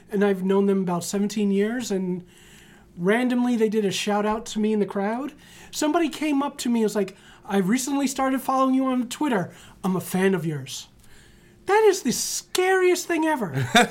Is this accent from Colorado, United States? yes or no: no; New York City, New York, United States; I grew up in the Bronx